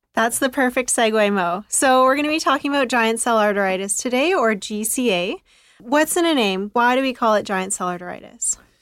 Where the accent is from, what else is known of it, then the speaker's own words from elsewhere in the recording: Kelowna, British Columbia, Canada; now in Vancouver, Canada; I'm from Kelowna